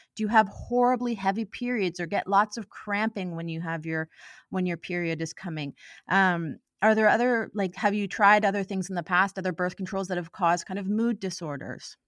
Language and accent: English; Ottawa, Ontario, Canada; moved away as an adult; also born or lived in Halifax / Vancouver; now in Victoria, Canada; I am originally from Ottawa